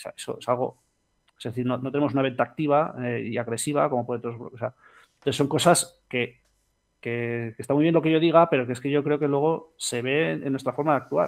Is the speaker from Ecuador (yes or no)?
no; Spain; somos fundadores españoles